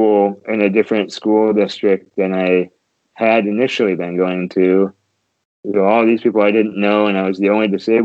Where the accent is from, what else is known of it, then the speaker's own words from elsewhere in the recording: Grand Rapids, Michigan, United States; I was born and raised here in Grand Rapids